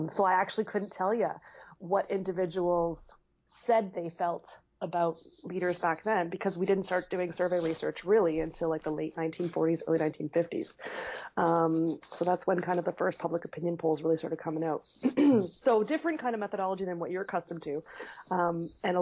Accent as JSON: {"language": "English", "town": "Toronto", "region": "Ontario", "country": "Canada", "tie": "born or raised there", "moved": "as an adult", "lives_now": "St. John's, Canada", "said": "I grew up in Toronto and moved here about 14, 15 years ago"}